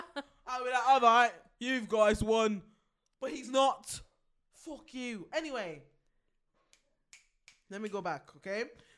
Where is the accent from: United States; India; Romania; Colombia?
Colombia; Cuba, and I am from Colombia. Okay, soy de Colombia.